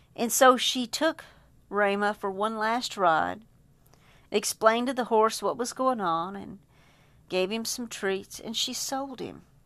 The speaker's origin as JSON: {"language": "English", "region": "Texas", "country": "United States", "said": "as a Texan"}